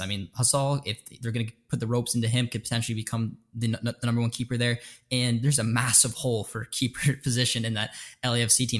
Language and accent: English; Canada; We're both Canadian